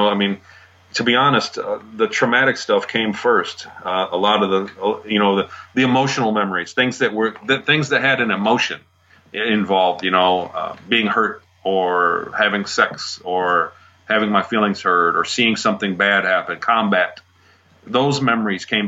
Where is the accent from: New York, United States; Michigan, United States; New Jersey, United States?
Michigan, United States; I grew up here in Michigan